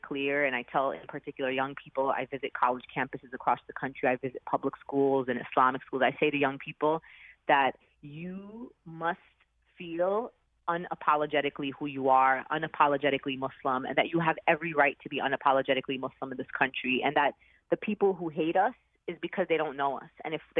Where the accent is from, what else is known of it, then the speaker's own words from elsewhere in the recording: New York City, New York, United States; I mean, I'm a New Yorker, and I unfortunately lived through the horrific attacks of 9/11 and saw actually something very different. I saw people immediately come together in a place like New York.